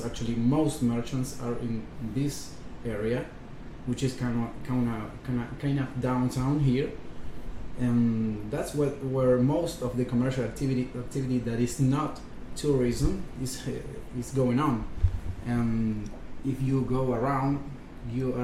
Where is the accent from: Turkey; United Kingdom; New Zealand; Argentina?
Argentina; We came from Argentina